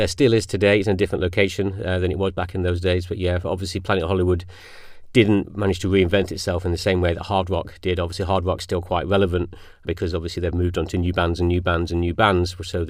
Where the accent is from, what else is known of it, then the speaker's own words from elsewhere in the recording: Birmingham, West Midlands, United Kingdom; I was actually grew up in Birmingham. Thankfully, my accent's not there anymore.